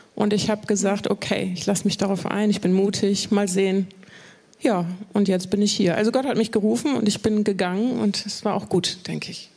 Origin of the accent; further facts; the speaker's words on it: Bremen, Germany; ich bin in Bremen geboren, nicht in Hochding, aber so. in Bremen. Okay. Und äh, in Hochding aufgewachsen